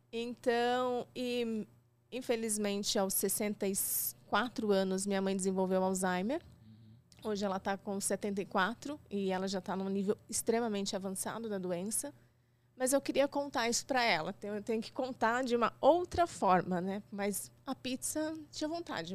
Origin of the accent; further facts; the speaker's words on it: 000 in southern Minas Gerais, Brazil; Eu sou de uma cidade de Minas, de 15 mil habitantes, no sul de Minas